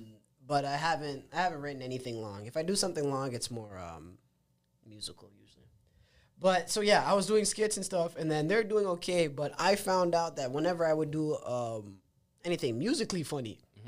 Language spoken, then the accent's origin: English; Mississauga, Ontario, Canada; So I'm like, fuck it. I'm from Saga. I'll do the Saga one first.